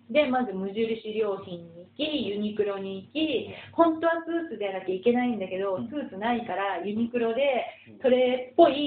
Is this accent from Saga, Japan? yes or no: yes; Ureshino, Saga, Japan; 野出身なんです。だってお茶有名なとこですよね。うん、今でもだから私、お茶、